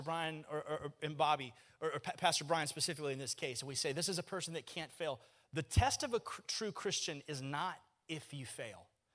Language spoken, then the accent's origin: English; Kissimmee, Florida, United States; I'm from Kissimmee